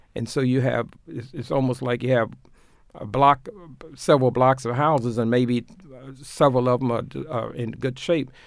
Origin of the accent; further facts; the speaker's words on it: Tulsa, Oklahoma, United States; now in Baltimore, United States; I grew up in Tulsa, Oklahoma, doing the closing days of Jim Crow